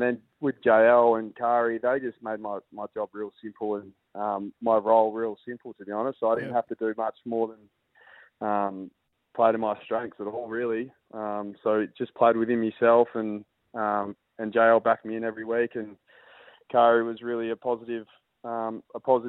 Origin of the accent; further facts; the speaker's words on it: Perth, Western Australia, Australia; moved away as an adult; I grew up in Perth, and I did love the lifestyle here